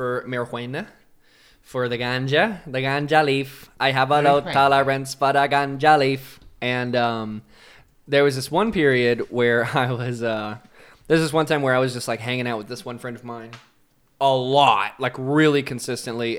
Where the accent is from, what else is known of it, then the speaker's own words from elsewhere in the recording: Tennessee, United States; moved away; Tennessee where I'm from.